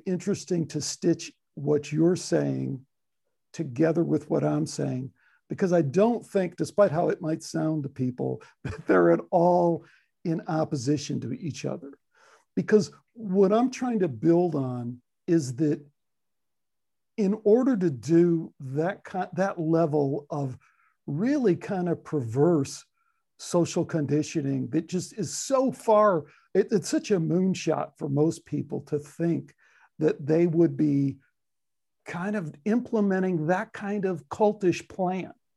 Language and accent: English; Chicago, Illinois, United States; I have the Chicago, you know, don't screw with me, don't tell me I'm from Chicago kind of thing